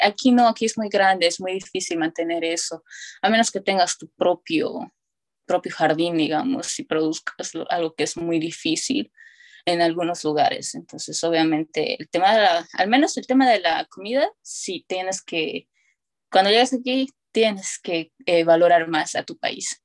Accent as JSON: {"language": "Spanish", "region": "Tarija", "country": "Bolivia", "first_language": "Spanish", "moved": "as an adult", "lives_now": "United States", "said": "yo soy de Bolivia"}